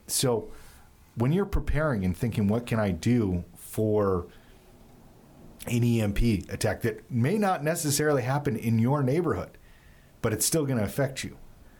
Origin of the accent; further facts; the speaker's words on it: California, United States; You know, I grew up in Southern California.